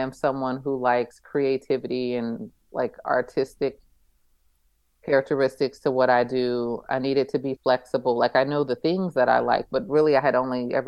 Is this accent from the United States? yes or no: yes; East Coast, United States; moved away as an adult; also born or lived in Abu Dhabi; I grew up on the East Coast